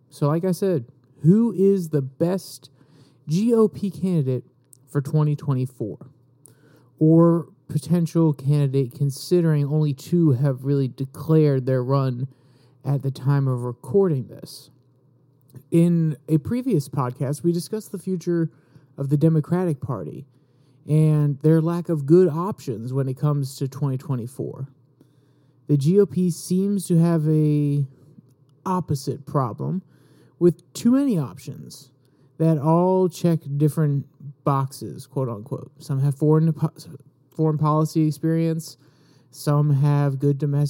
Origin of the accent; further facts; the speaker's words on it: Virginia, United States; my governor from my home state of Virginia